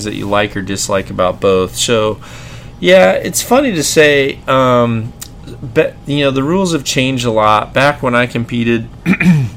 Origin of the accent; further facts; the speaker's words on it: Mississippi, United States; I'm from Mississippi